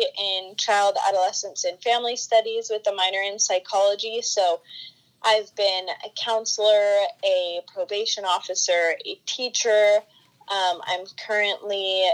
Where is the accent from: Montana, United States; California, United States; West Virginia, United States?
California, United States; I'm from California, born and raised here